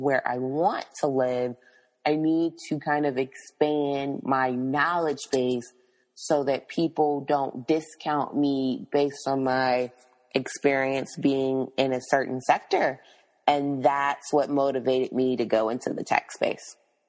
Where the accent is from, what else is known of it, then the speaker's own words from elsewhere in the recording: Tennessee, United States; also born or lived in Florida / Pennsylvania / New Jersey; now in South Florida, United States; But, you know, I'm from Tennessee, went to school in Florida, lived in Pennsylvania and New Jersey before moving to South Florida, because Tallahassee and South Florida are two different places in the world.